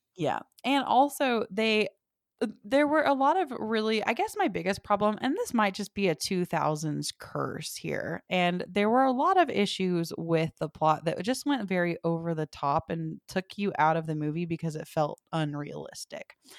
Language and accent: English; the South, United States; I'm from the South too